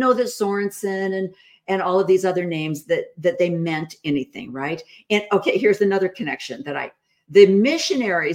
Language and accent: English; Illinois, United States; I grew up in Illinois